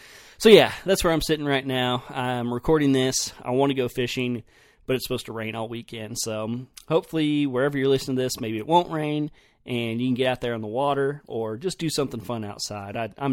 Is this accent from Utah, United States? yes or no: no; Oklahoma, United States; Anytime I told somebody I was from Oklahoma, they were like, oh, y'all have hogs, don't you?